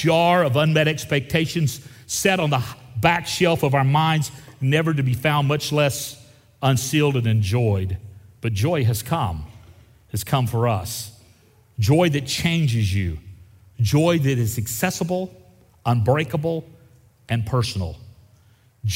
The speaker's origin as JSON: {"language": "English", "region": "Gulf Coast of Florida", "country": "United States", "tie": "born or raised there", "said": "I grew up on the Gulf Coast of Florida"}